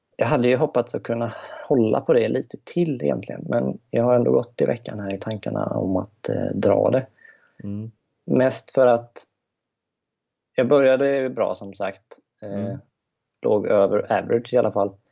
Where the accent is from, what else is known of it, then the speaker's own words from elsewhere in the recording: just outside Gothenburg, Västra Götaland, Sweden; accent: Göteborgska; Jag kommer strax utanför, utanför från Göteborg